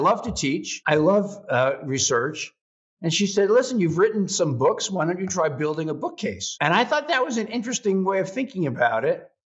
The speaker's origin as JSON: {"language": "English", "area": "Long Island", "region": "New York", "country": "United States", "tie": "born or raised there", "also_born_or_lived": "Brooklyn, New York", "said": "I am a historian from Brooklyn, New York, originally, although grew up on Long Island."}